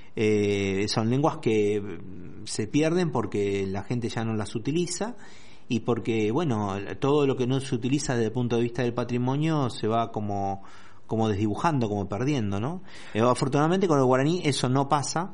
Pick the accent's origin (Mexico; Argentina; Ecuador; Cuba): Argentina; nuestra riqueza como argentinos